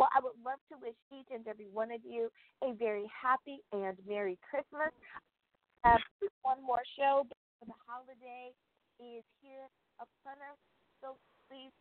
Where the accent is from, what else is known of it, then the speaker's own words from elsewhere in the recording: United States; my home country of the United States of America.